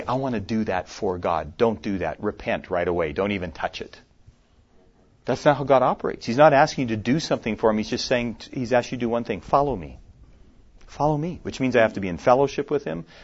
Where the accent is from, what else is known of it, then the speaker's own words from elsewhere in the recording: Minnesota, United States; moved away; I was just in my home state of Minnesota a few weeks ago where I grew up. I live here, but that's where I grew up.